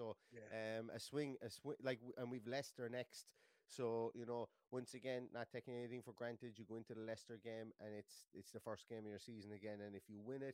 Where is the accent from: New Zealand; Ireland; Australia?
Ireland; we are Irish as well